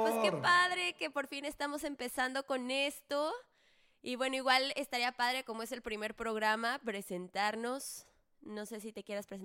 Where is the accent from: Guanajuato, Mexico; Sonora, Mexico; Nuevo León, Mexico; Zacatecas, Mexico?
Guanajuato, Mexico; León; Como eh, buen leonés. Como buen leonés.